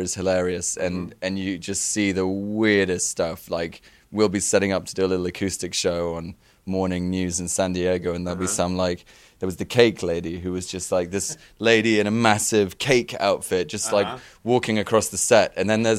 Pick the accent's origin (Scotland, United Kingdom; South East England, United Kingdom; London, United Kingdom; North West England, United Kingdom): South East England, United Kingdom; Oxford; we're standing here talking to you in Chicago. That is a long way from Oxford, where we grew up.